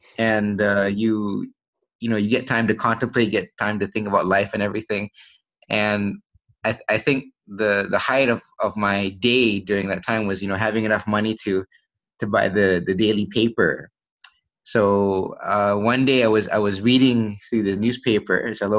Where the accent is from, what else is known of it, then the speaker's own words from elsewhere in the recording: Malaysia; born there; also born or lived in United States; I was born here in Malaysia, and when I was young, I moved to the US with my family. And then we stayed there for, I think, a little over 10 years. And then I came back here